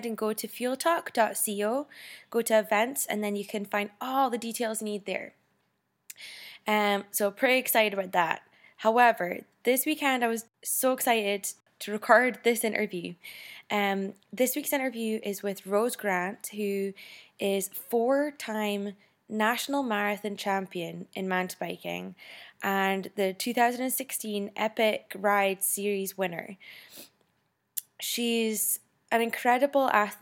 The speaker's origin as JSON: {"language": "English", "region": "Scotland", "country": "United Kingdom", "tie": "born or raised there", "moved": "yes", "lives_now": "Las Vegas, United States", "said": "growing up in Scotland"}